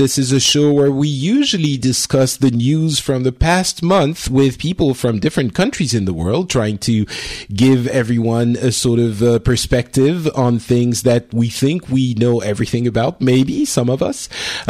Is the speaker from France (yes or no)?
yes; France; I'm originally from France. I've lived in France for a long time. I'm traveling at the moment. I'm doing this show from Japan, of all places